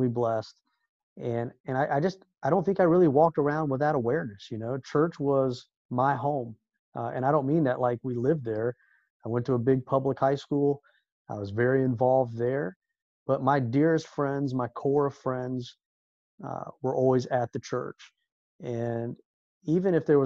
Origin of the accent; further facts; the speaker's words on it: Orlando, Florida, United States; us growing up in Orlando at such a special time in Orlando